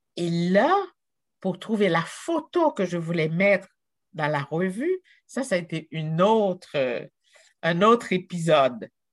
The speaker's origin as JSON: {"language": "French", "town": "Jacmel", "region": "Sud-Est", "country": "Haiti", "tie": "born or raised there", "also_born_or_lived": "Quebec, Canada", "moved": "as an adult", "lives_now": "Canada", "said": "d'où je suis partie, d'une petite ville de Jacmel, Haïti"}